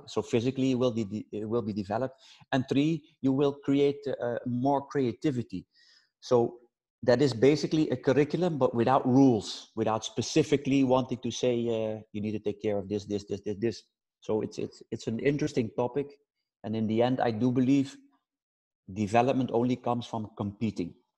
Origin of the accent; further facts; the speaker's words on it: Netherlands; I'm from Holland